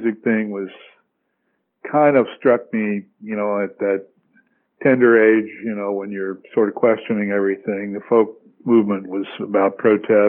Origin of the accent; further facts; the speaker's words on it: LaGrange, Georgia, United States; moved away as an adult; also born or lived in Long Island City, Queens, New York / Atlanta, Georgia / Manhattan, New York / Nashville, Tennessee; then we moved to Georgia, South Georgia, a place called LaGrange, when I was seven, and grew up there and went to college in Atlanta.